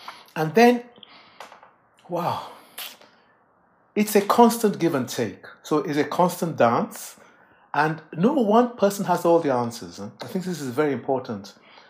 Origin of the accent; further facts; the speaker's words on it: England, United Kingdom; born there; at the time I was born in England, were students from the colony Nigeria